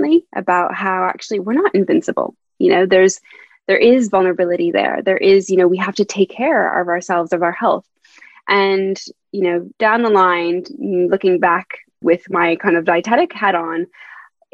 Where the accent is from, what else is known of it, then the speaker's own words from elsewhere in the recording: Canada; moved away as an adult; also born or lived in Montreal, Canada; now in London, United Kingdom; I'm originally from Canada, so as you may hear from my accent, I'm not a British